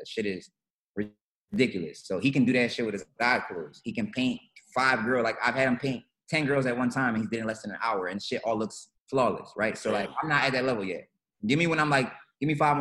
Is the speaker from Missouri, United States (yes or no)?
no; Philadelphia, Pennsylvania, United States; also born or lived in Los Angeles; I'm from Philly.